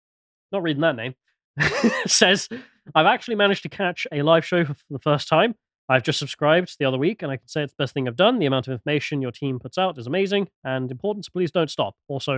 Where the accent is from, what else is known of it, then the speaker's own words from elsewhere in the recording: England, United Kingdom; Not really a fan of either of the cultures, though, because I'm English.